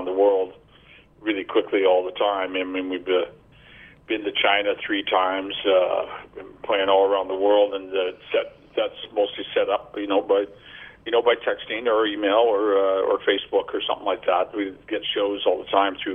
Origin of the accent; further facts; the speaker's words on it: Vancouver, British Columbia, Canada; we came from Vancouver, which is like not a small town, but not a big town.